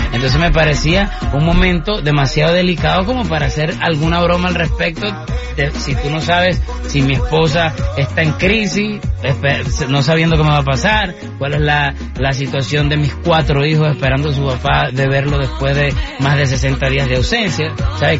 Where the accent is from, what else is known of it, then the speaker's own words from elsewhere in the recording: Venezuela; moved away; nací en Venezuela, adoro mi tierra